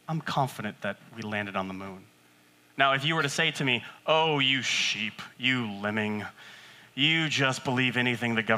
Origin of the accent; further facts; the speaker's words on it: West Coast, United States; I'm from the West Coast.